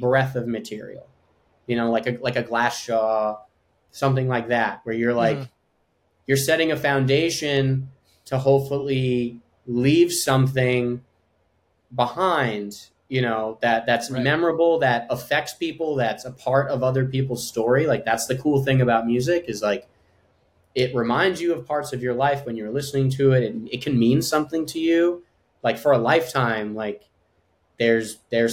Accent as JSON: {"language": "English", "area": "Long Island", "region": "New York", "country": "United States", "tie": "born or raised there", "said": "growing up on Long Island, where the specific town that we grew up"}